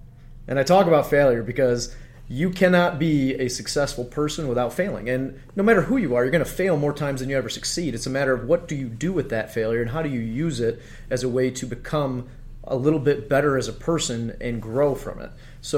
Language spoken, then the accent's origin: English; Detroit, Michigan, United States; My family, my great-grandparents, they were in the city of Detroit long, long ago. And I was born and raised right here in Metro Detroit, and I've worked inside the city.